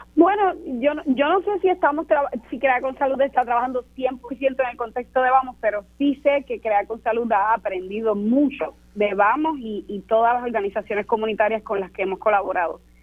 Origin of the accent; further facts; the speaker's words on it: Puerto Rico; soy puertorriqueña